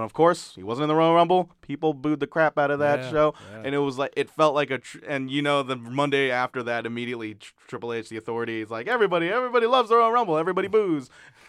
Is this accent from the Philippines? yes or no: yes; Philippines; as a Filipino male, I will always root for Batista 1,000%